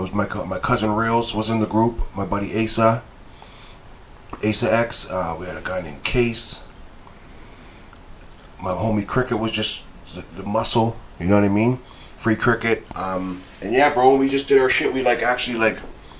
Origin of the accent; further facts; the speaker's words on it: Halifax, Nova Scotia, Canada; I'm from Halifax, yeah. But my dad lives in BC.